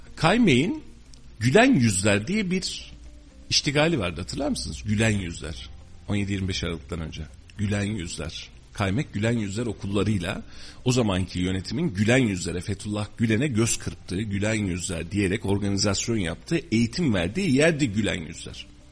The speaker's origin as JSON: {"language": "Turkish", "country": "Turkey", "tie": "born or raised there", "said": "Ben bu memlekette doğdum. Ben bu memleketin çocuğuyum."}